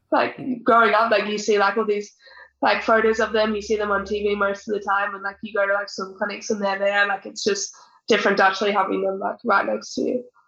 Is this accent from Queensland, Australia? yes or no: yes; North Queensland, Australia; so I grew up in North Queensland